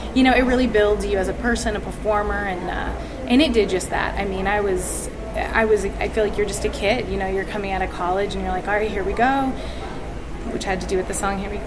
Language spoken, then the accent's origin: English; Atlanta, Georgia, United States; now in Las Vegas, United States; I grew up in Atlanta.